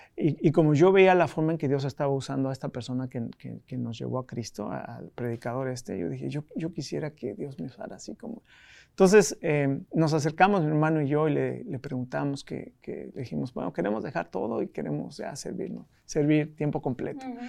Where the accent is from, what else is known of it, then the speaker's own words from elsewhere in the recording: Mexico City, Mexico; moved away as an adult; also born or lived in United States; yo nací en la Ciudad de México